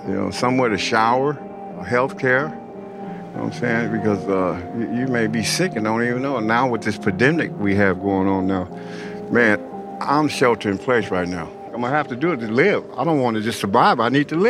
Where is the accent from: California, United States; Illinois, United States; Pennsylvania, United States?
California, United States; San Francisco; I grew up in San Francisco, California